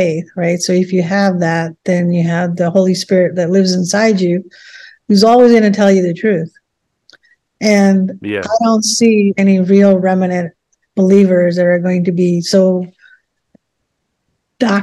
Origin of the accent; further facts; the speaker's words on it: India; moved away; I grew up in India